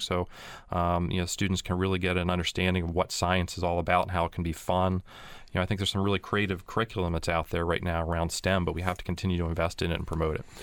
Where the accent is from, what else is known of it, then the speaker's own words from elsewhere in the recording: Pennsylvania, United States; I'm from Pennsylvania, I'm a hometown boy